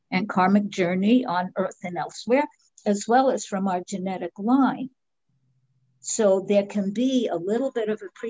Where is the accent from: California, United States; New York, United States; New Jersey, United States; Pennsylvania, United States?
New York, United States; That's how you know I'm from New York.